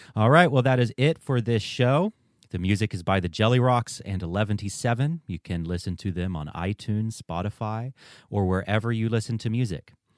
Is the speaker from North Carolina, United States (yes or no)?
yes; Western North Carolina, United States; growing up in Western North Carolina